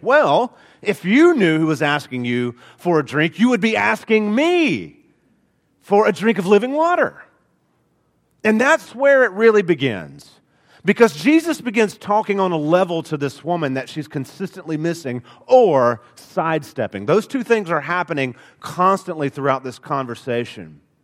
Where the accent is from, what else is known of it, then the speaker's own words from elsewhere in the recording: Alabama, United States; accent: Alabama; I am from Alabama. It comes out every so often.